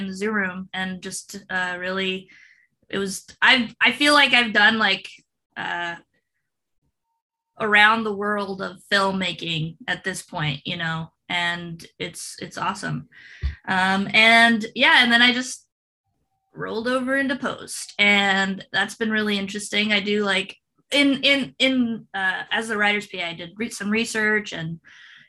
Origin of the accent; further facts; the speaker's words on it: Mexico; first language Spanish; English is a second language; I'm Mexican, so I know Spanish. It's my first language